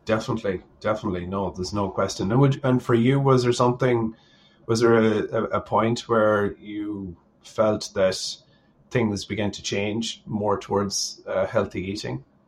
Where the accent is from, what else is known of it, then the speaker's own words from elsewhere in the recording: Sligo, Connacht, Ireland; at home in Sligo.